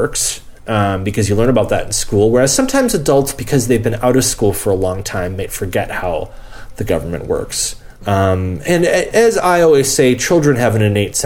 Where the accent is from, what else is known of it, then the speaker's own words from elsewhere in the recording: United States; as an American